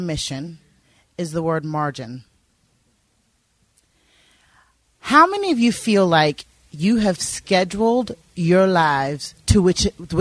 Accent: the South in America, United States; moved away as an adult; now in Northern Ireland, United Kingdom; I grew up in the South in America

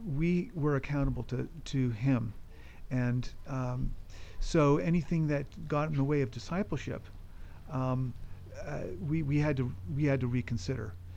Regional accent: California, United States; moved away as an adult; also born or lived in Colorado; I'm originally from California

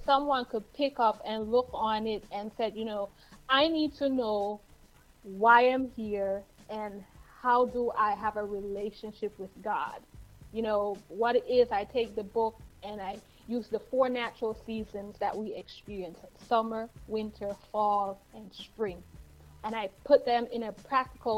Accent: Jamaica; I am from Yard. Wait, let me say that right. We come from Yard.

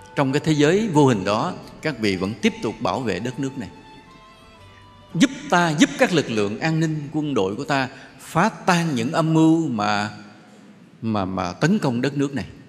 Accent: Vietnam

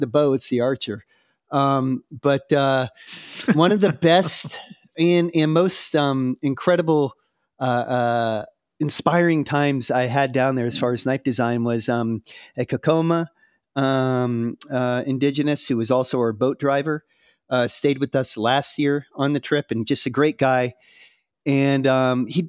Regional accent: United States; I'm American

